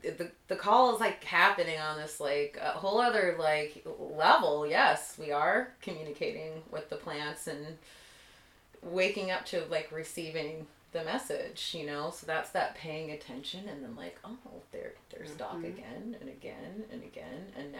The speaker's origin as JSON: {"language": "English", "region": "East Coast", "country": "United States", "tie": "born or raised there", "said": "And growing up on the East Coast, I did have some exposure to that green, but it was, like, so much more."}